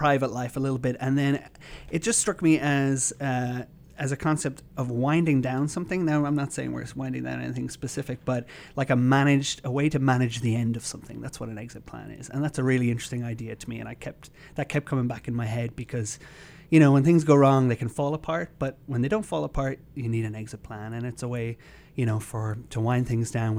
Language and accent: English; Ireland; now in Kansas City, United States; I'm from Ireland